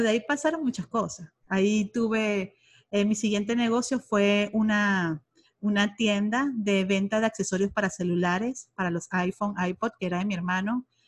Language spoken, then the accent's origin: Spanish; Venezuela; moved away as an adult; now in Monterrey, Mexico; soy venezolana, tengo aquí en México, en Monterrey, Nuevo León, 13 años ya